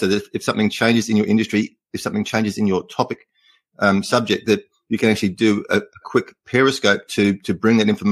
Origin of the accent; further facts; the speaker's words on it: Australia; first language English; I try not to use Australian slang